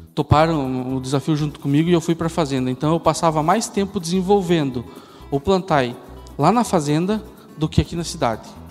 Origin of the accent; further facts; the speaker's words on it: Curitiba, Paraná, Brazil; moved away as an adult; Eu sou de Curitiba